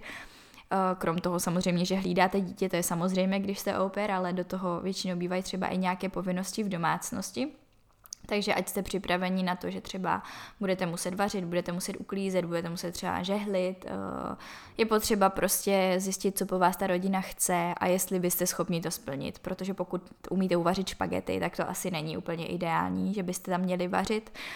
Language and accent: Czech; Czechia; odkud jsem, že jsem z České republiky